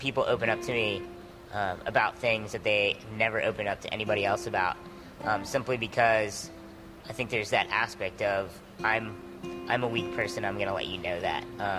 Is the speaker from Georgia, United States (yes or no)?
no; Norfolk, Virginia, United States; also born or lived in Connecticut; I was born in Connecticut, where my dad was stationed at the time. We moved to the Norfolk, Hampton Roads area when I was 4 or 5.